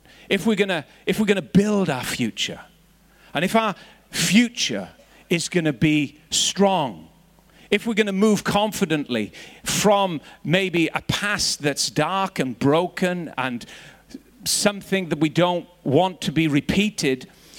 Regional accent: Northern Ireland, United Kingdom; I was growing up in Northern Ireland, and there was bombs and bullets and riots all around

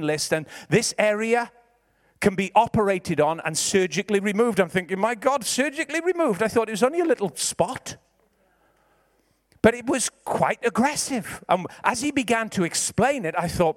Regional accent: Ebbw Vale, Wales, United Kingdom; I'm from Ebervale. I'm a Valleys boy

